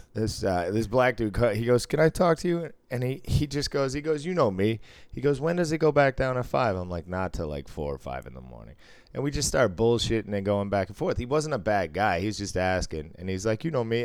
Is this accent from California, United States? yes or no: no; Cambridge, Massachusetts, United States; I grew up in North Cambridge